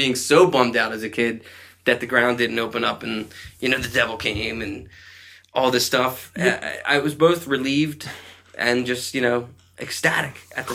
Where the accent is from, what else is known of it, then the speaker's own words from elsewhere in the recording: Conshohocken, Pennsylvania, United States; growing up in Country Hocken